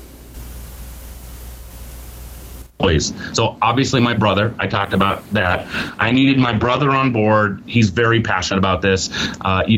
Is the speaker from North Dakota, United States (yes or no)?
yes; Fargo, North Dakota, United States; I grew up in Fargo, North Dakota.